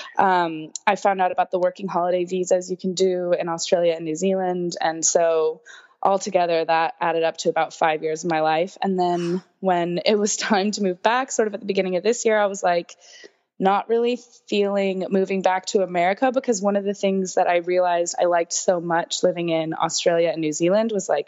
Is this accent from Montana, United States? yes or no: no; San Francisco, California, United States; moved away as an adult; also born or lived in Glendale, California / Pasadena, California; now in Dublin, Ireland; most of my life growing up in San Francisco